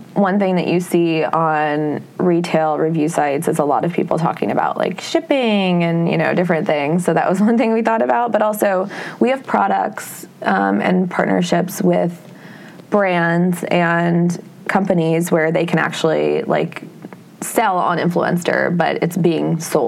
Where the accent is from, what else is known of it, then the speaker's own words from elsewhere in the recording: Iowa, United States; moved away as an adult; also born or lived in West Coast; now in New York City, United States; I still really resonate with growing up in Iowa. I'm from a farm in the middle of nowhere